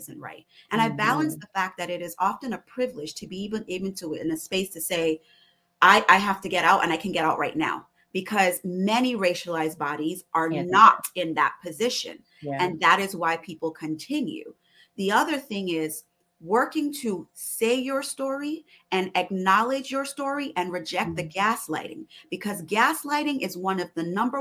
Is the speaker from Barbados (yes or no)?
yes; Barbados; moved away; also born or lived in West Indies; my cultural identity as a Barbadian woman, as an immigrant